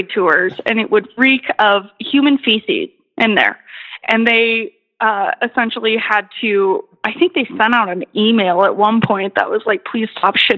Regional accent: Montana, United States; I'm from Montana

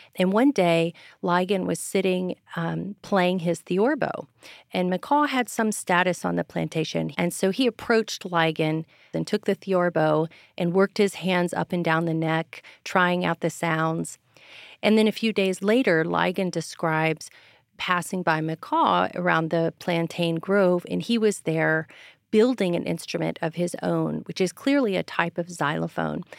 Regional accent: Texas, United States; now in Virginia, United States; I'm from Texas

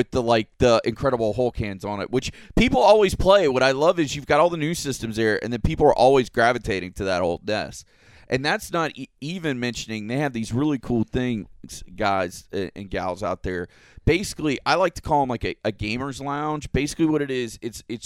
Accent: Florida, United States; I'm a native Floridian too, born and raised

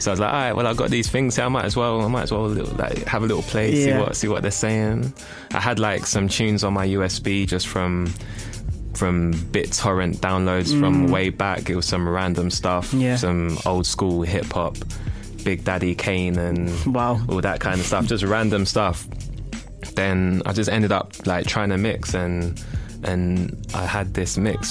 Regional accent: Nigeria; I'm Nigerian

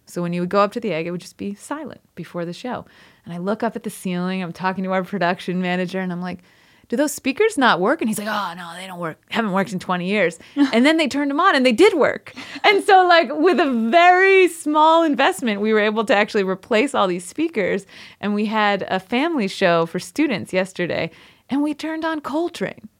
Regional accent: outside of Rochester, New York, United States; also born or lived in Poughkeepsie, New York / Brooklyn, New York; I grew up outside of Rochester, New York, so I'm upstate New York through and through.

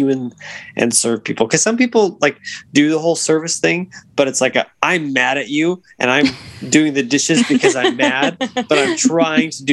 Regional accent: Louisiana, United States; I grew up not even an LSU fan, because I grew up in Louisiana.

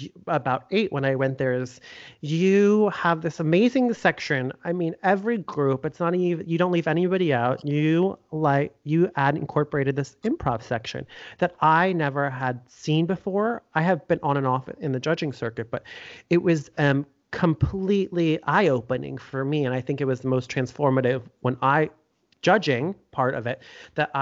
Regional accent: South Florida, United States; I grew up in South Florida

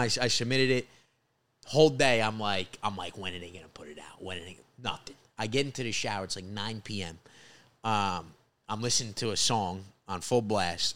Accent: Rockland County, New York, United States; also born or lived in New Jersey; I'm originally from Rockland County, which is, uh, the suburbs of New York, right outside the city

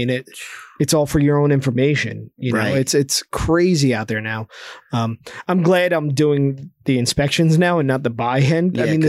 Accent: New Jersey, United States; We're people from New Jersey. We're not.

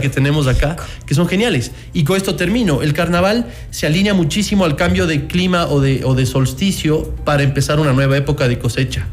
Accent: Ecuador; nosotros como ecuatorianos

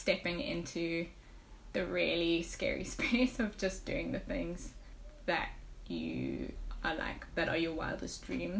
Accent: South Africa

